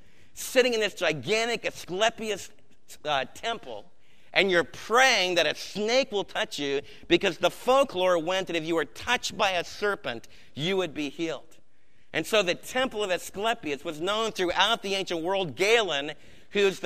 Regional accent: Maplewood, New Jersey, United States; growing up in Maplewood, New Jersey

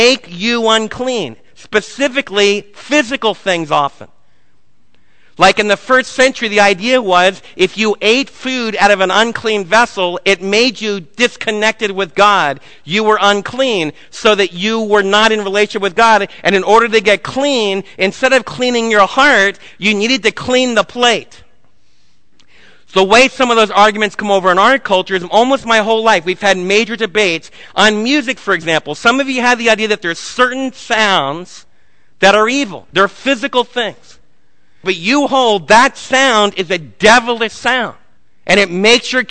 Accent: New Jersey, United States; moved away; when I was raised in New Jersey

